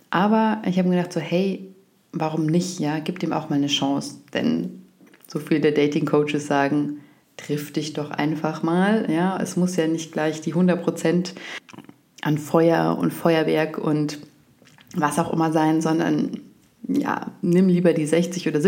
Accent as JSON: {"language": "German", "region": "Bavaria", "country": "Germany", "said": "ich komme aus Oberbayern, ich spreche keinen Dialekt, aber ich verstehe es sehr gut, äh, es fühlt sich für mich auch heimisch"}